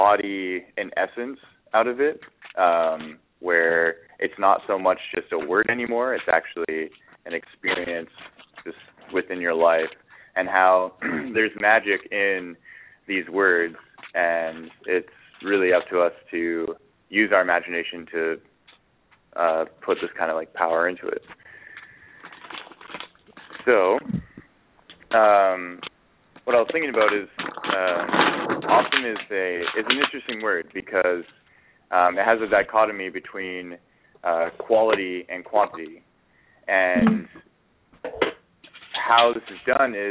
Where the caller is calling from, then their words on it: Edmonton, Alberta, Canada; I'm calling in from Edmonton, Alberta, Canada